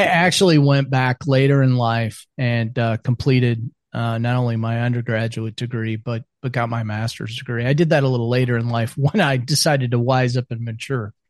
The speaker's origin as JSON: {"language": "English", "region": "central Iowa", "country": "United States", "tie": "born or raised there", "also_born_or_lived": "Arkansas / Texas / South Carolina", "moved": "as an adult", "lives_now": "Spartanburg, United States", "said": "I grew up in central Iowa"}